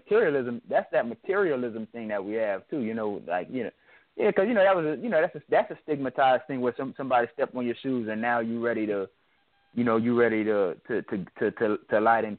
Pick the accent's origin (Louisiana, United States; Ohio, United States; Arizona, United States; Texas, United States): Louisiana, United States; New Orleans; I'm from New Orleans.